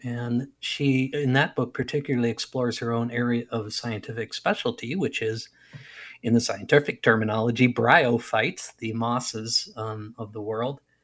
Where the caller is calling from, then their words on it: Wisconsin, United States; I'm calling you from Wisconsin, or checking in from Wisconsin.